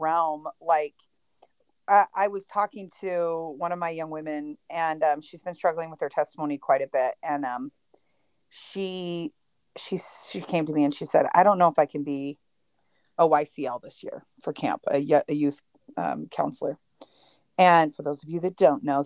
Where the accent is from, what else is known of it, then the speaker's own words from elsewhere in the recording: Utah, United States; I live in Utah. I was raised in Utah.